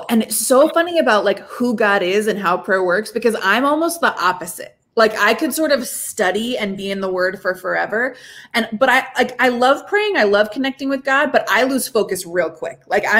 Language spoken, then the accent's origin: English; Japan; So I grew up in Japan. So like, I think a lot about Buddhist concepts of prayer because they're the first ones I ran into.